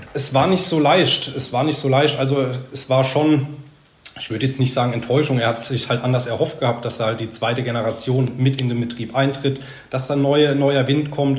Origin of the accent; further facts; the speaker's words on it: Sandhausen, Baden-Württemberg, Germany; Ich bin in Sandhausen aufgewachsen